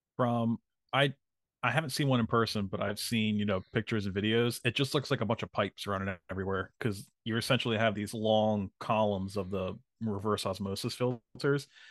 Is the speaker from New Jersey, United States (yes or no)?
yes; New Jersey, United States; when I was growing up in Jersey